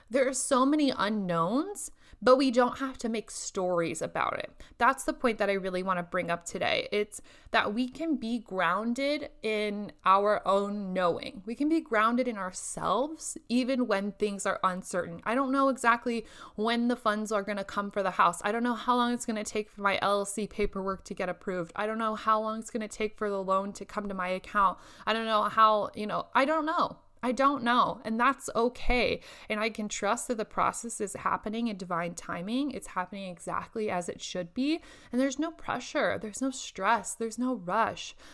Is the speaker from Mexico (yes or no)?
no; Indonesia; English is a second language; now in Lincoln, United States; sit up in my apartment in Lincoln where it's much colder than what I am used to from Indonesia.